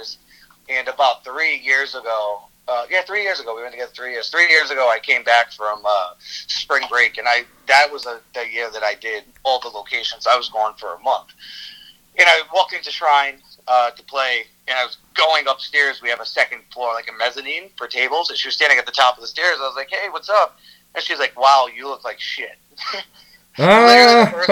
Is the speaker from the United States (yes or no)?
yes; Cranston, Rhode Island, United States; also born or lived in New York; Originally from Cranston. We're about 20 minutes outside of Providence.